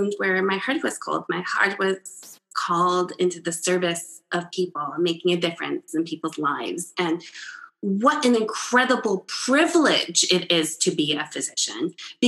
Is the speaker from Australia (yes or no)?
no; Czechia; also born or lived in Italy; now in United States; I was born in the Czech Republic under communism.